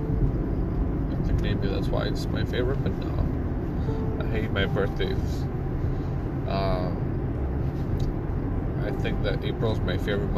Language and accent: English; Albania; moved away